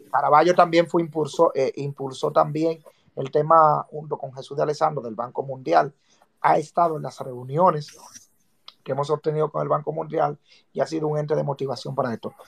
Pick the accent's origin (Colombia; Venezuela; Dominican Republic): Dominican Republic; como ciudadanos y como dominicanos